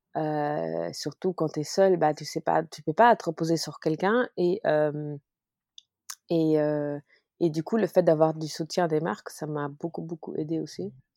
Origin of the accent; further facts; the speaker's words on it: Luxembourg; also born or lived in Paris; Je suis luxembourgeoise et euh, après avoir voyagé partout dans le monde parce que j'ai été Miss, et bah, je suis revenue au Luxembourg